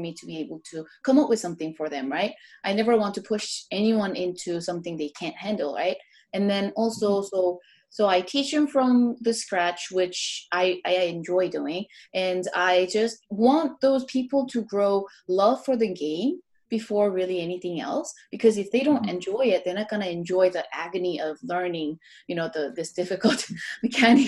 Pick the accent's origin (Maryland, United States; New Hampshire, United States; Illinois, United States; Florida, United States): Florida, United States; Orlando; also born or lived in Korea; now in Los Angeles, United States; growing up in Orlando